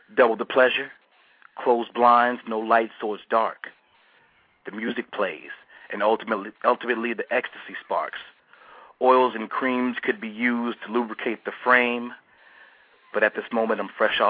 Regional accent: Michigan, United States; now in Atlanta, United States; So I'm originally from Michigan, but I am based in Atlanta

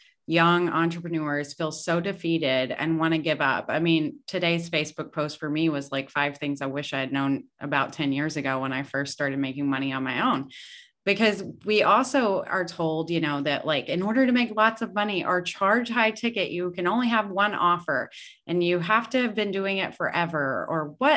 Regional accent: the South, United States; I'm from the South

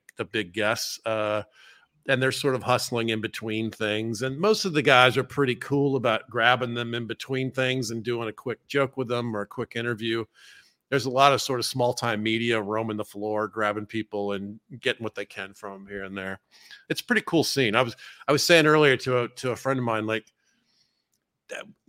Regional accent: Georgia, United States; I'm from Georgia

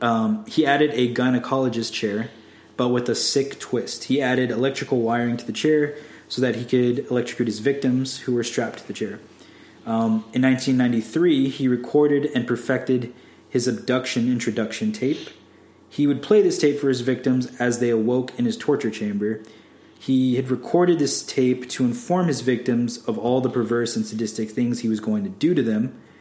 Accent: New York, United States; I'm from New York, so I talk really fast.

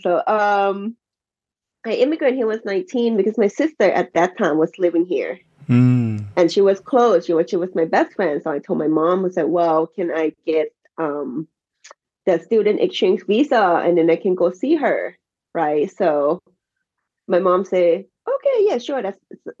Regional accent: Thailand; English is a second language; moved away as an adult; now in Baltimore, United States; since I was born and raised in Thai, you know, so I'm supporting where I'm from and the language I speak and the culture that I grew up, you know, so I always tell people that I'm Thai

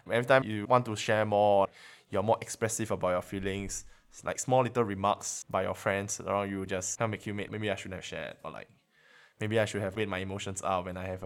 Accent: Dubai, United Arab Emirates; I'm year three from Dubai, and I study nursing.

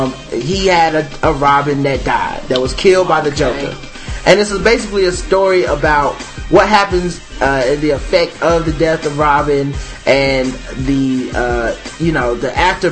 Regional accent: United States; since we're American

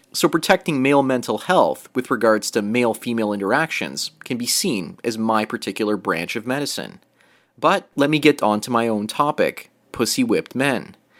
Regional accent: Canada; I was raised in Canada

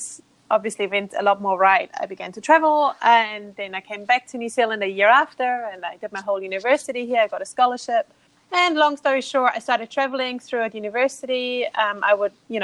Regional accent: Austria; English is a second language; moved away as an adult; I'm from Austria in Europe, not Australia, Austria

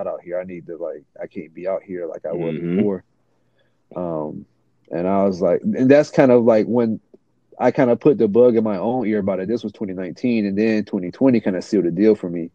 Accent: Portsmouth, Virginia, United States; I was born and raised in Virginia Beach area, and Portsmouth specifically.

